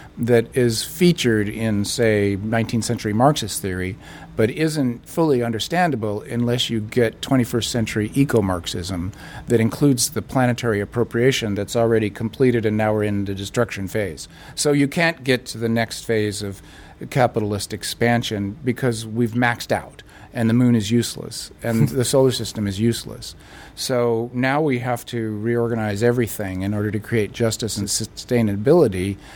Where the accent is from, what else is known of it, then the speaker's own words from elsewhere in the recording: United States; I'm an American